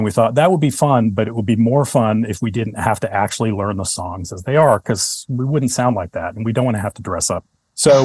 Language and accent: English; United States; moved away as an adult; also born or lived in Chicago, Illinois / New York City / Brooklyn / San Francisco; now in Oakland, United States; I was born in Chicago and then moved back to New Jersey when I was little. Lived in New Jersey and just outside of New York City until I was 10. And then my mother moved us to New York